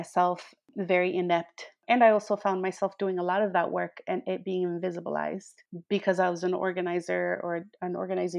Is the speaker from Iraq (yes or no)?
no; Cananea, Sonora, Mexico; now in Tucson, United States; I was born in Cananea, Sonora, which is a little mining town about maybe 50 minutes away from the Arizona border